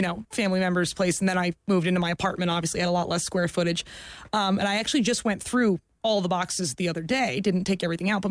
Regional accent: Florida, United States; I grew up in Florida

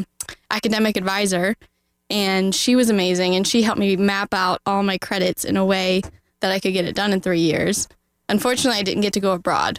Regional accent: Maryland, United States; moved away as an adult; now in Orlando, United States; I'm from Maryland originally.

